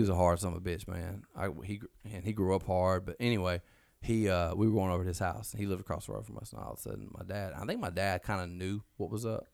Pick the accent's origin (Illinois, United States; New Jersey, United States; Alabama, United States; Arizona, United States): Alabama, United States; now in Mississippi, United States; we're from Alabama. We're in Mississippi now